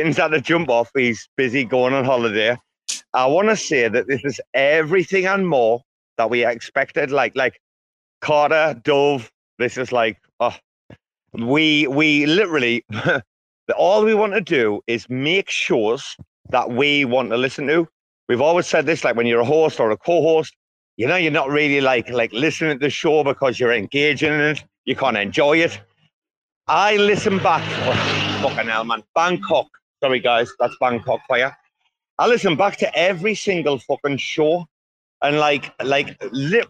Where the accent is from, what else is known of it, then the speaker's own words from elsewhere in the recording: United Kingdom; I'm British